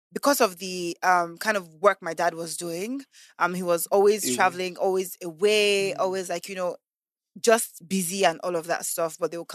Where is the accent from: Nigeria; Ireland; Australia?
Nigeria; Lagos; also born or lived in America / Canada; So I actually grew up in Lagos. Very much sophisticated. So that's why sometimes I say I grew up in Lagos, I grew up in America, I grew up in Canada